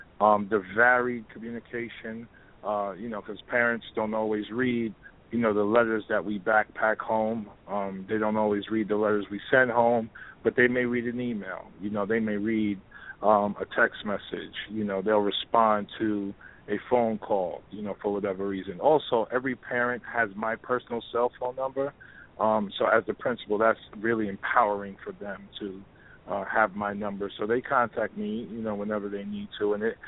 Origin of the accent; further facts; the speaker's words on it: New York City, New York, United States; I'm in the Bronx, I'm from New York City